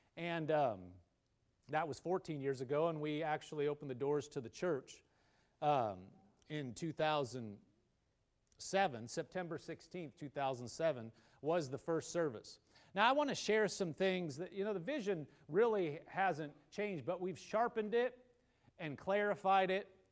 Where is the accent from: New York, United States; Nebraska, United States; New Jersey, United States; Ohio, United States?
Nebraska, United States; now in Oklahoma, United States; I'm from Nebraska.